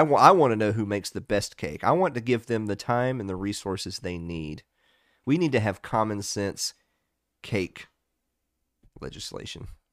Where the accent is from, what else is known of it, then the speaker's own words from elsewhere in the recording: the South, Southern United States, United States; I'm a Southerner